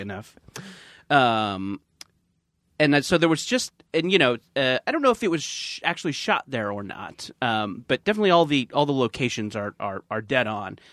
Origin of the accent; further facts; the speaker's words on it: Orange County, California, United States; we are from Orange County